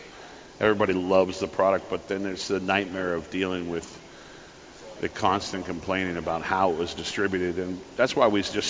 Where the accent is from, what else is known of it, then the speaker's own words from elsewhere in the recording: Gardiner, Maine, United States; I grew up in Gardner, Maine.